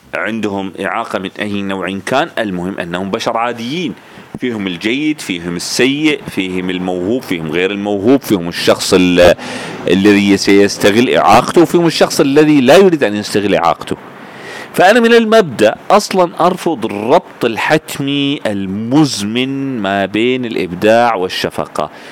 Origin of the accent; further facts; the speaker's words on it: Sudan; كوني ألبينو وسوداني في نفس الوقت